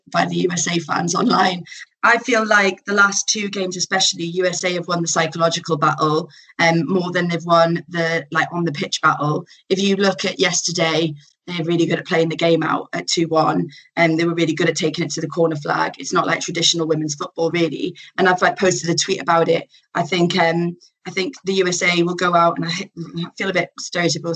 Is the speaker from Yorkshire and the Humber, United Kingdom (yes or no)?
no; Newcastle upon Tyne, North East England, United Kingdom; I'm from Newcastle